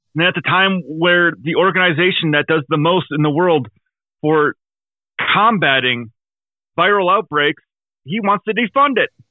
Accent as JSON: {"language": "English", "region": "Wisconsin", "country": "United States", "said": "I'm from Wisconsin"}